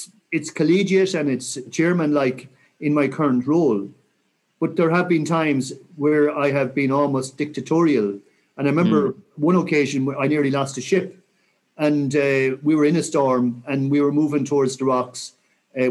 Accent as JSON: {"language": "English", "area": "Mayo", "region": "Connacht", "country": "Ireland", "said": "I'm from Mayo"}